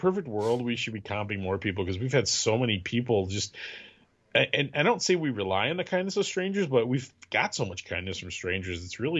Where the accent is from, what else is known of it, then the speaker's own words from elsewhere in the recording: Wisconsin, United States; So this is a song about growing up in Wisconsin.